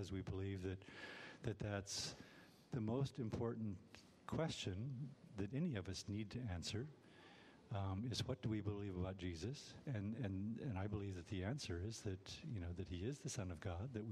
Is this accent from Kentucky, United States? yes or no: no; California, United States; moved away as an adult; now in Bloomington, United States; I grew up in California.